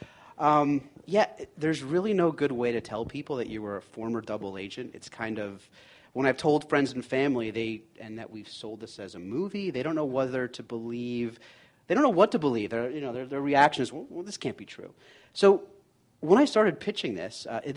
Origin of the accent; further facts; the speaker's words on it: New York, United States; also born or lived in Boston; I'm a New Yorker.